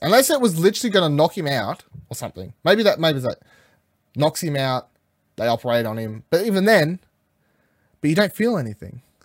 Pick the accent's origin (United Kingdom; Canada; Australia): Australia; I'm Australian